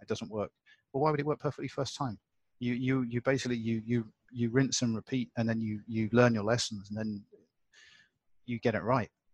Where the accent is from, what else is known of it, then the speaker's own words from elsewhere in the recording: United Kingdom; now in Hong Kong; I'm British